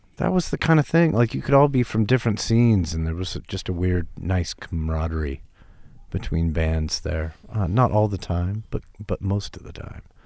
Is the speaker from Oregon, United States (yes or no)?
yes; Portland, Oregon, United States; moved away as an adult; also born or lived in Seattle; I was from Portland, Oregon. I moved to Seattle to go to college in nineteen eighty-nine.